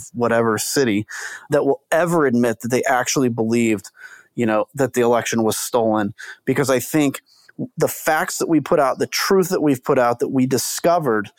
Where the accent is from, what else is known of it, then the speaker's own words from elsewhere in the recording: United States; as an American